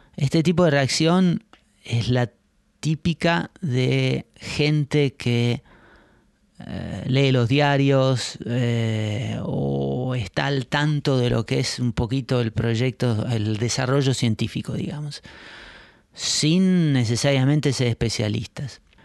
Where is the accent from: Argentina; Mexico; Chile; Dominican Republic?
Argentina; now in Netherlands; Yo nací y crecí en Argentina en años complicados